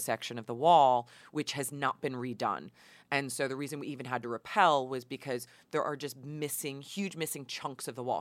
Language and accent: English; Hudson Valley, New York, United States; moved away as an adult; now in Los Angeles, United States; I grew up in the Hudson Valley